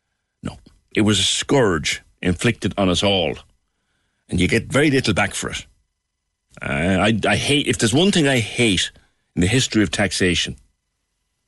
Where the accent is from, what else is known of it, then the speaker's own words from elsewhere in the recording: Cork, Munster, Ireland; I grew up in Ballinlock as well